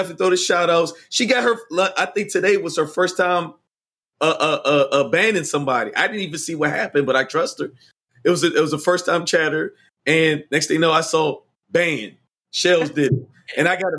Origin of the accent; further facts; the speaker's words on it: Washington, District of Columbia, United States; I grew up in, born, raised, and still reside in Washington, D.C.